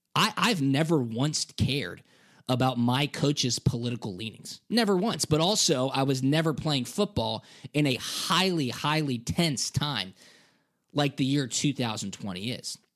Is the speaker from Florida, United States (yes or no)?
no; Suwanee, Georgia, United States; I'm from Metro Atlanta. I went to a public school in North Atlanta called Peachtree Ridge in Swanee, Georgia